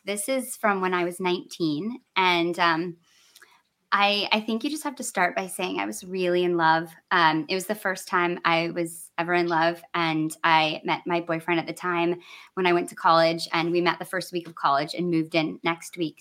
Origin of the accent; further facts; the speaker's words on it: Michigan, United States; I grew up in Michigan